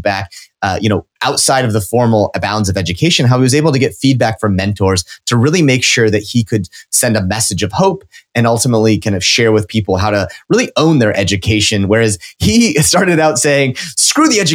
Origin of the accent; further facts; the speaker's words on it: Nebraska, United States; I'm from Nebraska